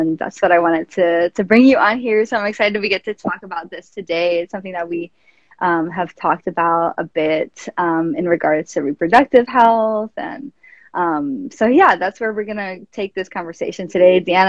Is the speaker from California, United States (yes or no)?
no; New York, United States; And I'm from New York, and like when I was growing up, I barely even knew that, like, I didn't believe in like constellations, because I could barely see the stars.